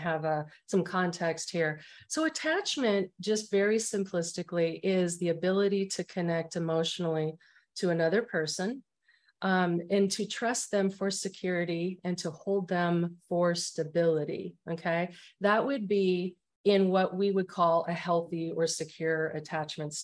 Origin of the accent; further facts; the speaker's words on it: Arizona, United States; moved away as an adult; now in San Antonio, United States; I'm originally from Arizona and I lived there for 47 years. And I'm in Texas, San Antonio.